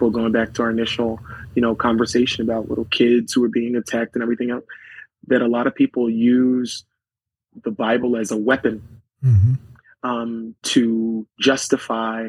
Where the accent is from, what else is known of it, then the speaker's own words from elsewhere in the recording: Philadelphia, Pennsylvania, United States; third generation to North Philadelphia. Really, grateful now as a state representative to be able to represent the neighborhood that I was born and raised